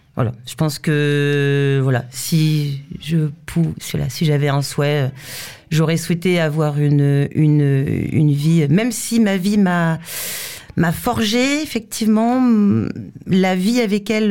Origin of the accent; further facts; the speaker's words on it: France; je suis française